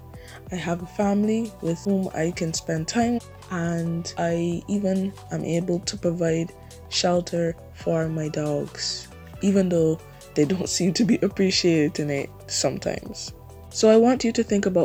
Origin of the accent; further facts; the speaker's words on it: Barbados; I'm from Barbados